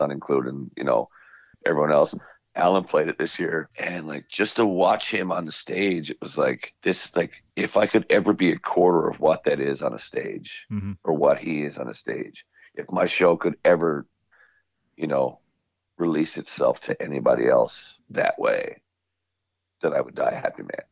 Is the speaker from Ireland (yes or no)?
no; Newfoundland and Labrador, Canada; I'm from Newfoundland